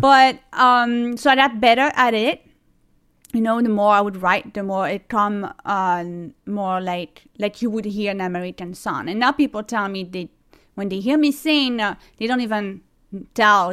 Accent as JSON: {"language": "English", "town": "Toulon", "region": "Provence-Alpes-Côte d'Azur", "country": "France", "tie": "born or raised there", "also_born_or_lived": "Cleveland, United States", "second_language": "English", "moved": "as an adult", "lives_now": "New York City, United States", "said": "I was born in Toulon, uh, which is a city near, um, Nice"}